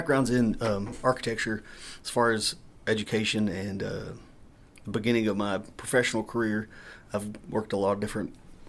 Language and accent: English; Pennsylvania, United States; moved away as an adult; also born or lived in Tennessee; now in Johnson City, United States; So I will officially be just as much from Tennessee this year as I was from Pennsylvania.